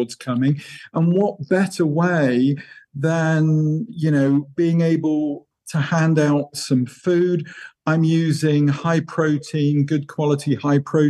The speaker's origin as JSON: {"language": "English", "region": "England", "country": "United Kingdom", "said": "as an English guy"}